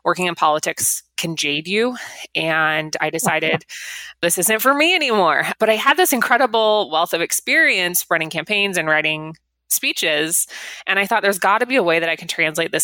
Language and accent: English; Las Vegas, Nevada, United States; I grew up in Las Vegas, which is, you know, in Nevada